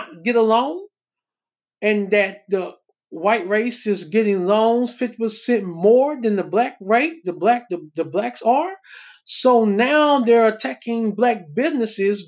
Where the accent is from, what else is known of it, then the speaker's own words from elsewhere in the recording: Texas, United States; I come from Texas.